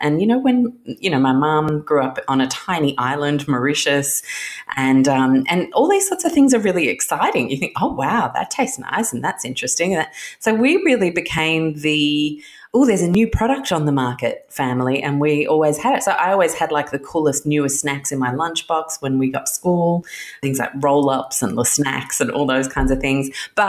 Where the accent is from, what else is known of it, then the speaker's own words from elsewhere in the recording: Chicago, Illinois, United States; also born or lived in London; When I was born in London in the mid-70s, and we moved to Chicago when I was one, and we lived in Chicago in the late 70s.